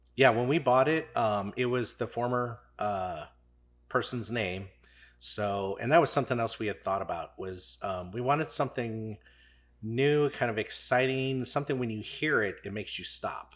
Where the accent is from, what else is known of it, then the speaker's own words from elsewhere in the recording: St. Charles County, Missouri, United States; I'm from Saint Charles County.